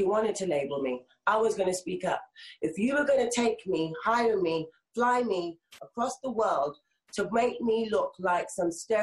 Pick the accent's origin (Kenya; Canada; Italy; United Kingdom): United Kingdom; London; We're all from South London